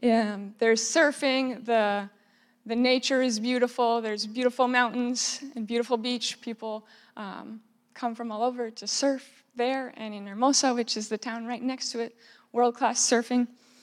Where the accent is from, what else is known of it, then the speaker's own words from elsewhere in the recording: Cowichan Valley, British Columbia, Canada; moved away as an adult; now in Jaco, Costa Rica; I was born and raised in the Cowichan Valley. I grew up coming here to New Life Community Baptist Church, was very involved in this area.